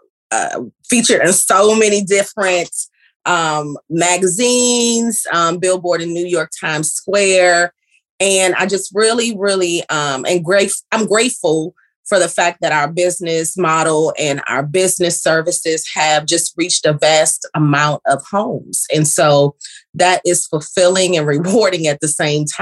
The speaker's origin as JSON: {"language": "English", "town": "Kingston", "country": "Jamaica", "tie": "born or raised there", "moved": "yes", "lives_now": "Maryland, United States", "said": "I am born and raised in Kingston, Jamaica. I reside here in the DMV area"}